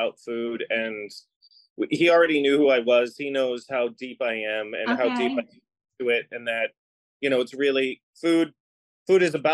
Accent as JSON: {"language": "English", "town": "Boston", "region": "Massachusetts", "country": "United States", "tie": "born or raised there", "also_born_or_lived": "Los Angeles", "moved": "yes", "said": "on the East Coast, where I grew up in Boston"}